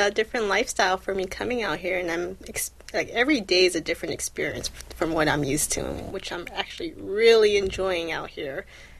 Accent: San Gabriel Valley, Los Angeles, California, United States; moved away as an adult; now in Cleveland, United States; I actually grew up in the San Gabriel Valley. So, which is one of the suburbs of Los Angeles. It was about 15 minutes away. And it was, you know, I want to say 80% Asian.

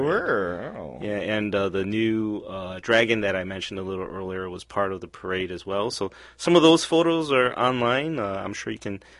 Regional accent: Cleveland, Ohio, United States; also born or lived in Kowloon, Hong Kong; I came to the United States when I was 3. And when I immigrated over, it was we started living in Cleveland since then

